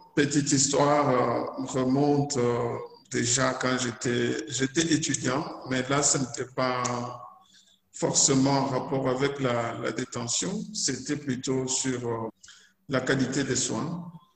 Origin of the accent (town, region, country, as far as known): DR Congo; also born or lived in Lubumbashi